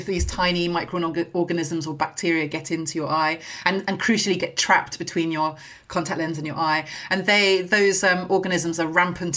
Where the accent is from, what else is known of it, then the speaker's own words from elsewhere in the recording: near Guildford, South East England, United Kingdom; I grew up near Guildford, so Kingston was a big night out